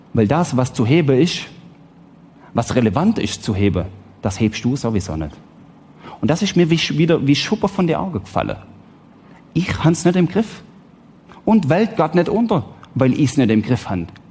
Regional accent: Switzerland; Ich bin Schweizer, ich lebe im Wohlstand

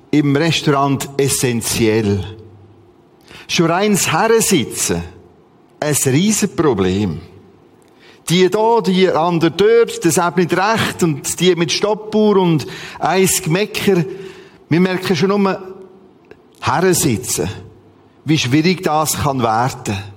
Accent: Bern, Switzerland; Ich komme aus dem Bernbiet und dort gibt's viele Martas.

